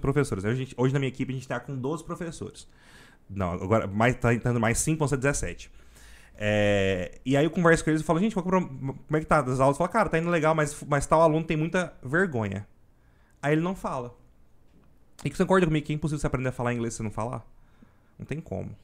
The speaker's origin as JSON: {"language": "Portuguese", "town": "Goiânia", "region": "Goiás", "country": "Brazil", "tie": "born or raised there", "accent": "goiano", "said": "eu nasci aqui e eu gosto mais do jeito que a gente conversa mesmo. Tanto que eu, eu falo, nossa, meu sotaque, eu acho meu sotaque até forte"}